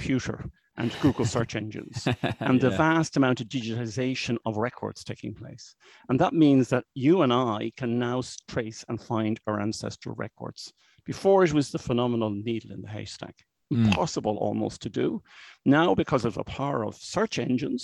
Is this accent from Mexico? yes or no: no; Dublin, Leinster, Ireland; I'm from Dublin. I still live in Dublin. I've been in Dublin all my life